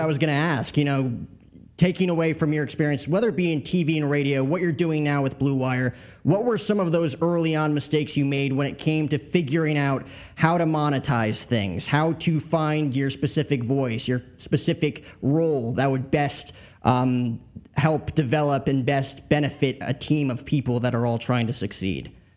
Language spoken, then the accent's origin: English; New Jersey, United States; also born or lived in Bronx, New York; I grew up in Jersey, Yankee seasons and tickets, lived in the Bronx